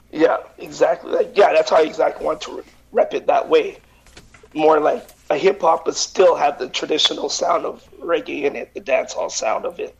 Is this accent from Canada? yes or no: yes; Vancouver, British Columbia, Canada; now in Winnipeg, Canada; I grew up with him in Vancouver